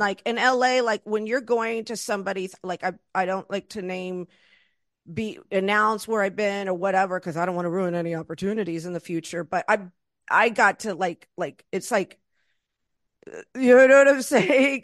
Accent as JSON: {"language": "English", "region": "Florida", "country": "United States", "tie": "born or raised there", "also_born_or_lived": "Los Angeles", "moved": "yes", "said": "I was raised in Florida"}